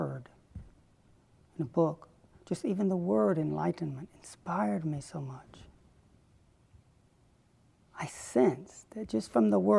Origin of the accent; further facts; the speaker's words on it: Chattanooga, Tennessee, United States; Growing up in Chattanooga, Tennessee, I was regularly informed we were going to hell